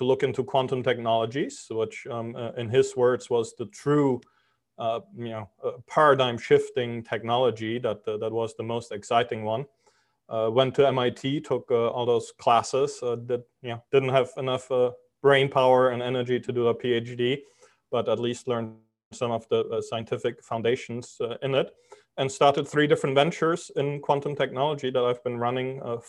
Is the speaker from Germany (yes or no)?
yes; Germany; moved away as an adult; also born or lived in Europe / New York City, United States; now in Miami Beach, United States; I'm originally from Germany. I grew up all over Europe. Moved to the US 20 years ago, spent 15 years in New York City.